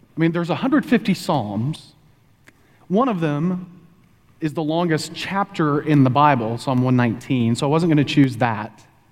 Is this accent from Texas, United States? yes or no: yes; Texas, United States; moved away as an adult; also born or lived in Pennsylvania; now in Oklahoma, United States; Bonnie and I were both born and raised in Texas